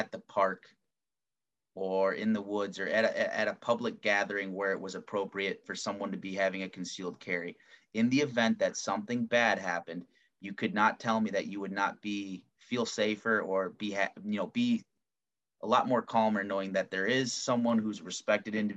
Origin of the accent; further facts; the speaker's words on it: United States; As an American, as a good law-abiding citizen who has a concealed pistol license